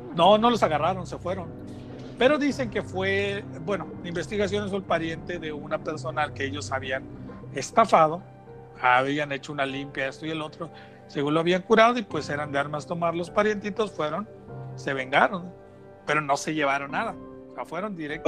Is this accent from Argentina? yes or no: no; Tenosique, Tabasco, Mexico; nosotros pues somos de Tenosique y de Tabasco.